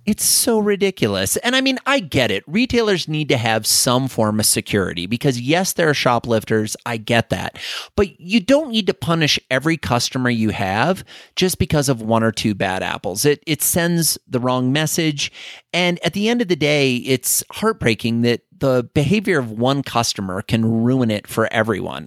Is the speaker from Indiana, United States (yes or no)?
no; Iowa, United States; being an Iowa farm kid, or at least growing up in Iowa